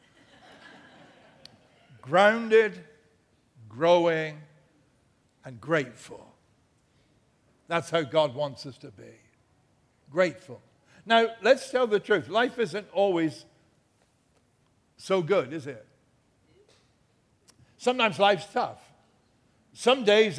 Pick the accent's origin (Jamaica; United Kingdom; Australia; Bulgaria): United Kingdom; England; now in United States; I'm an Englishman